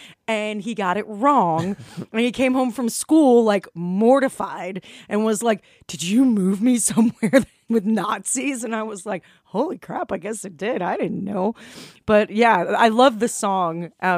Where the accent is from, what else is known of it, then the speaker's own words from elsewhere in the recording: Chicago, Illinois, United States; moved away as an adult; now in Huntsville, United States; when I first moved here, I'm from Chicago